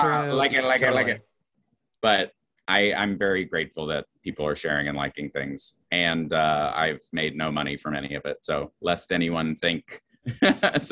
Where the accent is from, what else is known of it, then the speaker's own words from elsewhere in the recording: Roanoke, Virginia, United States; moved away as an adult; also born or lived in New Jersey / Chicago; now in New York, United States; I grew up in Roanoke, Virginia.